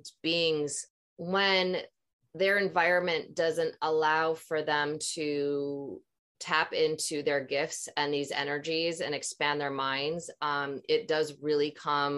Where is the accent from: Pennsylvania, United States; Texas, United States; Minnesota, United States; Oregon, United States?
Minnesota, United States; growing up in Minnesota, same thing, being around a lot of religious people